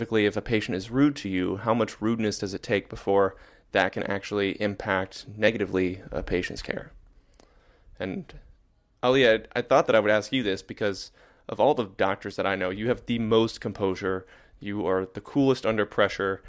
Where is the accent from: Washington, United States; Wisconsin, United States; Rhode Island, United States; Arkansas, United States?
Arkansas, United States; as a kid growing up in Arkansas